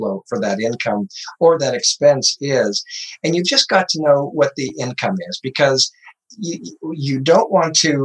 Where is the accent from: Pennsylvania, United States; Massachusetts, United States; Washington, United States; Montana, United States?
Montana, United States; Butte; I grew up in Butte, Montana, painting the old mines and the old buildings in cool downtown Butte